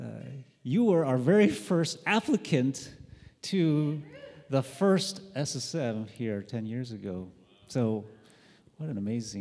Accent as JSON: {"language": "English", "region": "Michigan", "country": "United States", "moved": "as an adult", "said": "I'm from Michigan, and so this is our normal weather. And when I moved out here back in 2001"}